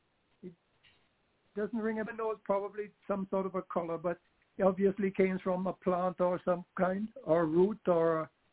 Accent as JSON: {"language": "English", "country": "Jamaica", "tie": "born or raised there", "said": "growing up in Jamaica."}